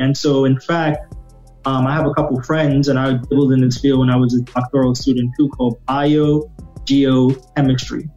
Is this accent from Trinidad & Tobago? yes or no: yes; Trinidad & Tobago; moved away; I grew up in the Caribbean, at, you know, in Trinidad.